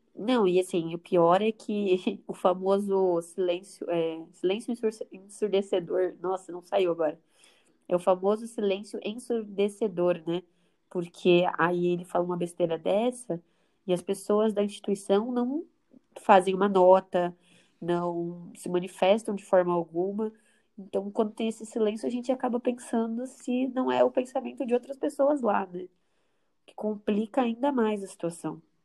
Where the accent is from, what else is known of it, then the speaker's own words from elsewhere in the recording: Brazil; a gente, como brasileiro